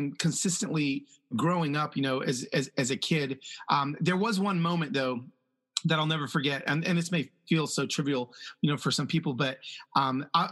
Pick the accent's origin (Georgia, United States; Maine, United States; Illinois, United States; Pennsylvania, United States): Georgia, United States; Atlanta; English is a second language; also born or lived in Los Angeles; I moved as a young child from Los Angeles to Atlanta, and to be a literally I was a Black kid that didn't speak English